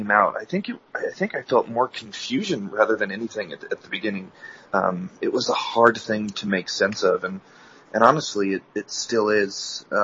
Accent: Mesa, Arizona, United States; Um, I'm from Mesa, Arizona. I, uh, born and raised in the church.

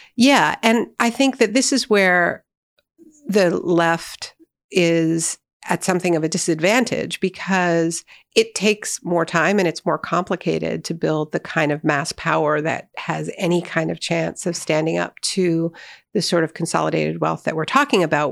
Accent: Canada; as a Canadian

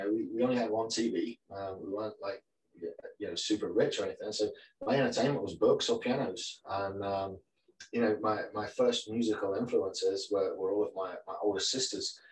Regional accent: the north of England, United Kingdom; I grew up in a tiny little village in Northern England, probably about 150 people there.

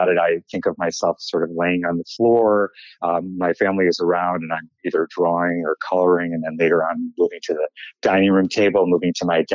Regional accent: Chicago, Illinois, United States; moved away as an adult; also born or lived in New Jersey; now in New York City, United States; And I was born in Chicago, and when my father was in medical school, and then we moved to New Jersey, to a suburb outside of New York City, when I was 2 months old.

